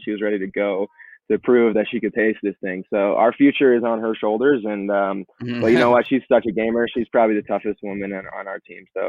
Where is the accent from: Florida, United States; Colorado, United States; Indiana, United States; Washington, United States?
Colorado, United States; Kind of living and growing up in Colorado, seeing a lot of attempts but coming up short.